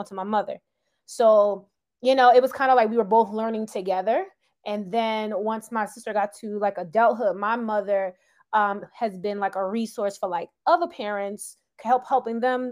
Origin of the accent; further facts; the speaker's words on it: Philadelphia, Pennsylvania, United States; I'm from Philadelphia, born and raised